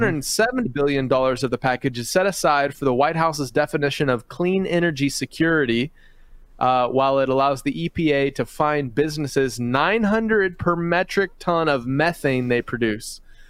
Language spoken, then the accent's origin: English; Philippines; I grew up overseas in the Philippines, and I remember cockroaches there fly and bite and are fast and just terrifying